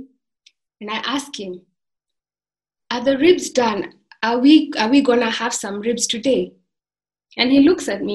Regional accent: Maasailand, Kenya; I come from the Maasai tribe, where the men like to wear these red tartan-like blankets and the women make wonderful beaded jewelry

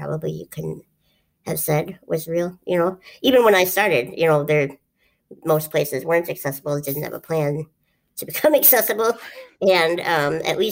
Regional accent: Duluth, Minnesota, United States; this is something that I grew up around, and I guess I've never really talked about it, is we did this thing in Duluth

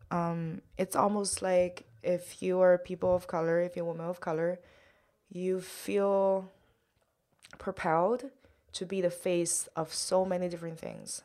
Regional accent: Shanghai, China; English is a second language; moved away as an adult; now in New York, United States; my parents and myself are all from Shanghai, China

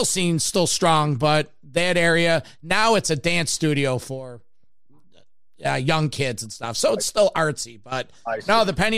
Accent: Rochester, New York, United States; my hometown, Rochester, New York

